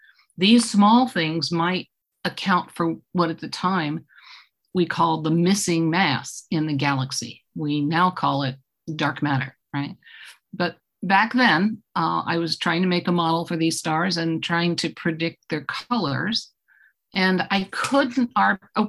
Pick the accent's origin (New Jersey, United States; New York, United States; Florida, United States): New York, United States; Eastchester; I grew up in Eastchester, New York, which is a commute town outside of New York City